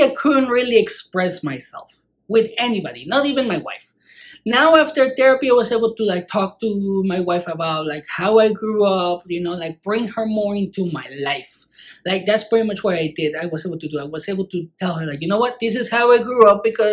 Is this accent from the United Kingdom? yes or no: no; Mexico; moved away; when I grew up in Mexico